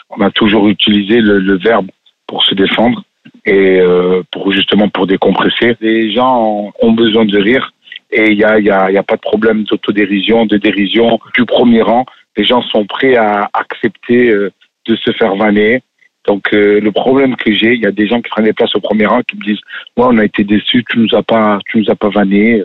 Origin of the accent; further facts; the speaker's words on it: Marseille, Provence-Alpes-Côte d'Azur, France; Je viens d'un quartier où On se chambre pas mal. Euh, je viens de Marseille